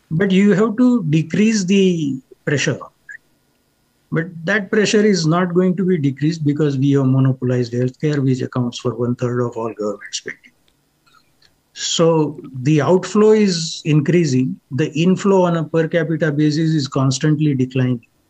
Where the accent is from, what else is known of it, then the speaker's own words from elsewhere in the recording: India; moved away; We may be from the same country